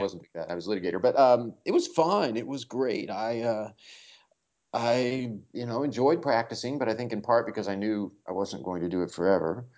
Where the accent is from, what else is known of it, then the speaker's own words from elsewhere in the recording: Kansas City, United States; I grew up around the Kansas City area.